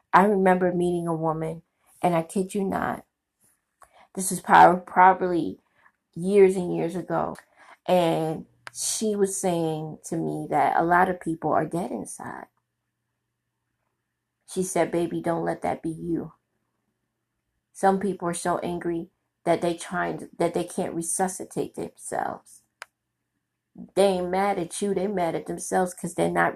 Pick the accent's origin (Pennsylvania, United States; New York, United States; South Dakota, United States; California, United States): New York, United States; New York City; my community and growing up in Brooklyn